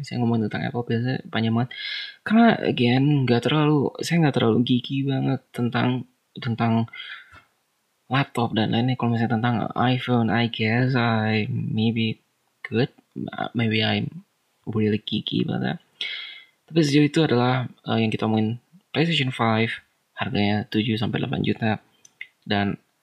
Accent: Bandung, West Java, Indonesia; Di Bandung ada satu. Wow, that's kota saya

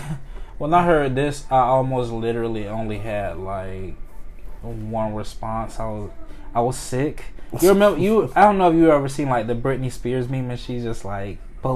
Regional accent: Jacksonville, Florida, United States; I'm from Duval, Florida.

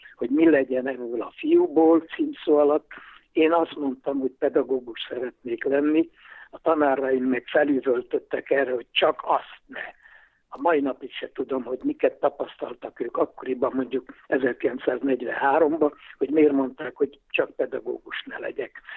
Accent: Budapest, Hungary; Rákos palotán születtem, és azóta itt élek palotán.

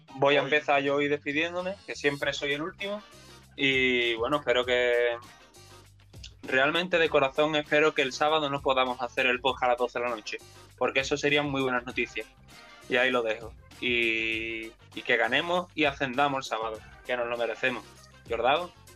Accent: Cádiz, Andalusia, Spain; somos de Cádiz, que nos enrollamos a y no paramos

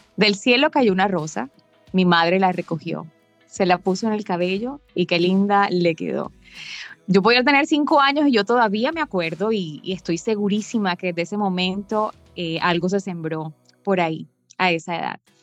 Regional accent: Barranquilla, Atlántico, Colombia; Yo me encuentro exactamente en Barranquilla, mi ciudad natal

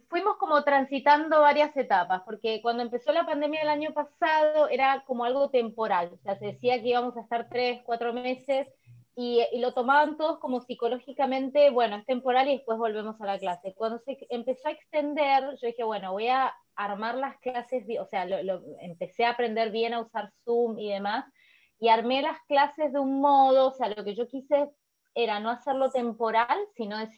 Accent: Mendoza, Argentina; Bien, bueno, yo vengo de Mendoza. Mendoza, la ciudad de Mendoza está en el oeste de Argentina

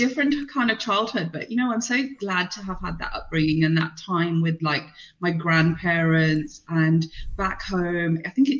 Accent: London, United Kingdom; born there; I was born in the UK. I was born in London.

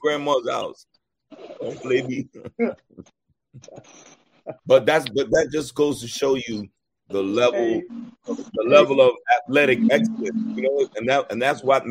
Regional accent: New York City, New York, United States; where we grew up in New York, in Queens, New York

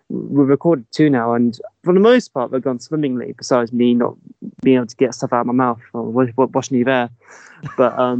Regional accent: Staines, South East England, United Kingdom; I come from Staines in Surrey

